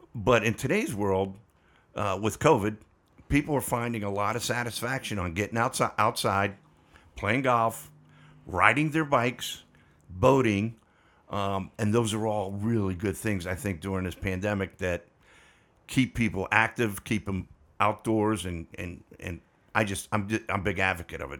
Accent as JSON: {"language": "English", "town": "Pittsburgh", "region": "Pennsylvania", "country": "United States", "tie": "born or raised there", "also_born_or_lived": "Texas", "moved": "yes", "said": "route manager in my hometown of Pittsburgh, Pennsylvania"}